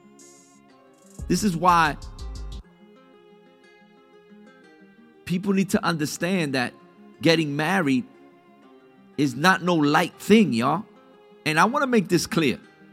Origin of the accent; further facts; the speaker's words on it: New York, United States; I'm Puerto Rican. My mom was born in Puerto Rico. I was born in New York